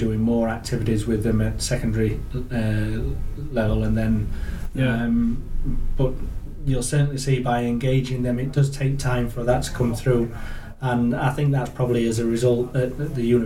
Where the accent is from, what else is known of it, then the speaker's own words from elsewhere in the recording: Yorkshire and the Humber, United Kingdom; now in North East England, United Kingdom; as you can tell from my accent. So originally from Yorkshire, moved up in 2001.